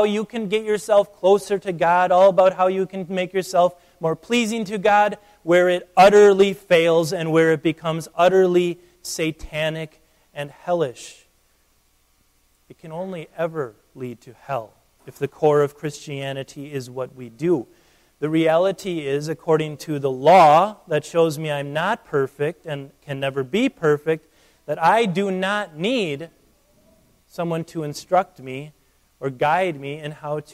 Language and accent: English; United States; I'm an American